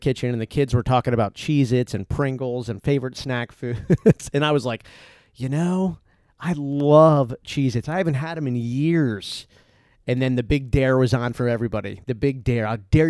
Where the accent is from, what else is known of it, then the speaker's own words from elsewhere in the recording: East Coast, United States; I was from the East Coast. So I'm from, you know, seafood, a lot of seafood.